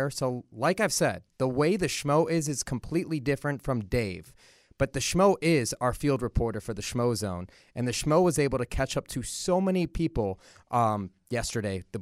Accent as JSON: {"language": "English", "town": "Chicago", "region": "Illinois", "country": "United States", "moved": "yes", "lives_now": "Las Vegas, United States", "said": "And I'm originally from Chicago"}